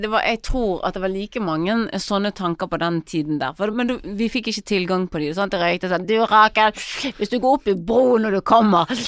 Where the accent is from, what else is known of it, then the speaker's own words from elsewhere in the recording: Bergen, Vestland, Norway; jeg er født i Fyllingsdal